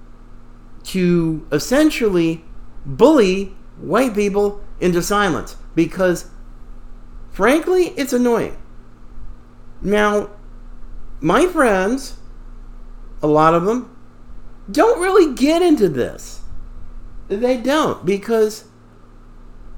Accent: the South, United States; I grew up, I was born in the South, fifth generation

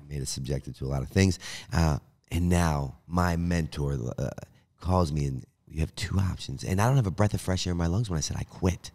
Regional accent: Baltimore, Maryland, United States; moved away as an adult; also born or lived in Pennsylvania; I was a guy from Baltimore who was homeless

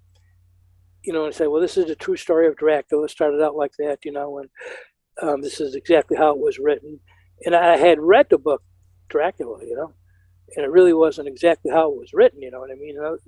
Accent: mid-central New York, United States; I live in a small industrial town in New York, mid-central New York

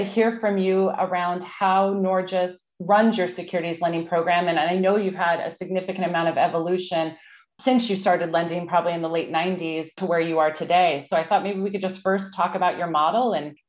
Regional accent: Southern California, United States; we're both from Southern California originally, and we actually went to rival high schools

